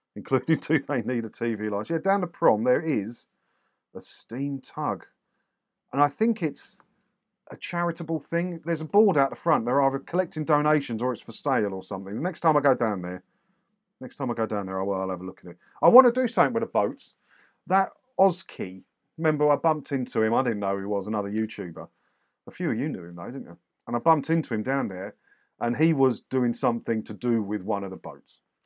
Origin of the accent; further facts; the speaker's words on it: Clacton-on-Sea, East of England, United Kingdom; I grew up in Clacton